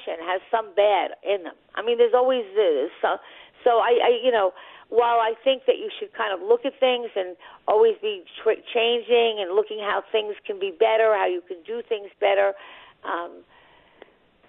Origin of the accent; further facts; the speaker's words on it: Long Island, New York, United States; now in New York City, United States; I live in the city, but I'm from Long Island